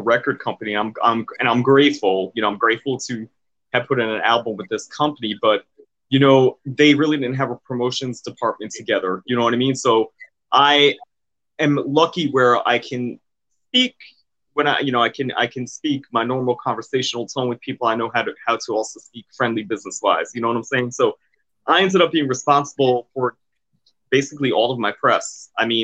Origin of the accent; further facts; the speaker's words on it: New York City, New York, United States; moved away as an adult; also born or lived in Manhattan / Bronx / Brooklyn / Jersey City; now in Atlantic City, United States; I grew up in Queens, New York.